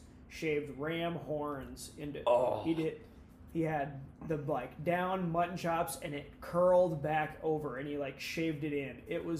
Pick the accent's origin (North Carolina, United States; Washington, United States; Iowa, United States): Iowa, United States; Carroll; I'm from Carroll originally.